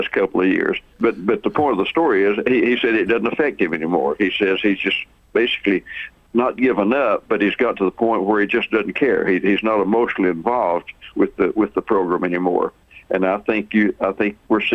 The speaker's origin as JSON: {"language": "English", "town": "Crossville", "region": "Tennessee", "country": "United States", "tie": "born or raised there", "said": "I grew up in Crossville"}